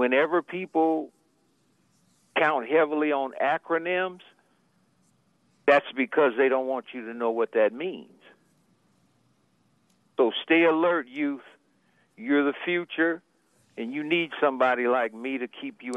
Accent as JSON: {"language": "English", "town": "Sacramento", "region": "California", "country": "United States", "tie": "born or raised there", "said": "I'm a native from Del Paso Heights, where we pay taxes"}